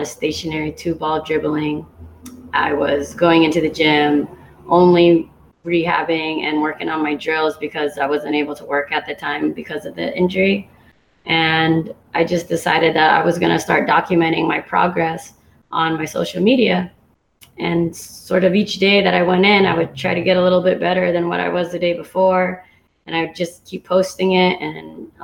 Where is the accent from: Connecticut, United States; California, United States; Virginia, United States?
California, United States; Santa Cruz; moved away as an adult; also born or lived in San Diego; now in Hawaii, United States; I grew up actually in Santa Cruz, California, where I played most of my basketball career